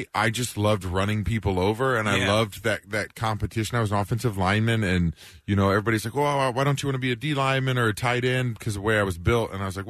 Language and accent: English; Kansas City, United States; I'm from Kansas City